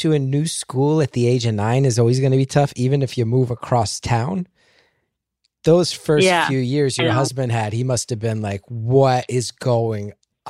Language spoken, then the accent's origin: English; West Orange, New Jersey, United States; I'm from West Orange.